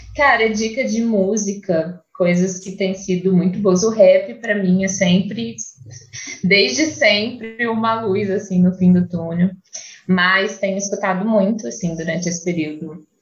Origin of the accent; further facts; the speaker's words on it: Minas Gerais, Brazil; Minas Gerais, minha terra